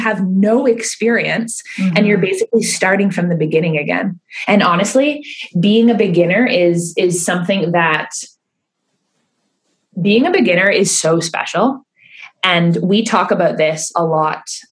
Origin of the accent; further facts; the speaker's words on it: Keswick, Ontario, Canada; I started running classes in Keswick because I felt more comfortable. That was my hometown.